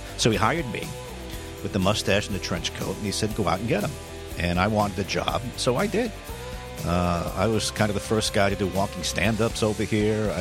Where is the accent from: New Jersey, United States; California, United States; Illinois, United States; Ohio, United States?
New Jersey, United States; moved away as an adult; also born or lived in New London, Connecticut; now in Rhode Island, United States; I grew up in North Jersey